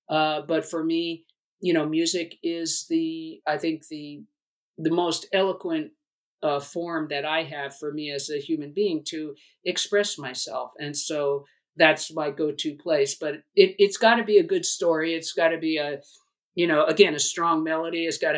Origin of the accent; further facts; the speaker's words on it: New York, United States; I grew up on the East Coast, primarily in New York, but my family moved a lot.